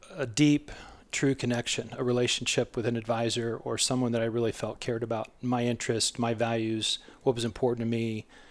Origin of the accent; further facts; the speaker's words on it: southwest Iowa, United States; moved away as an adult; also born or lived in Florida; now in Chandler, United States; I'm from a small rural town, uh, southwest Iowa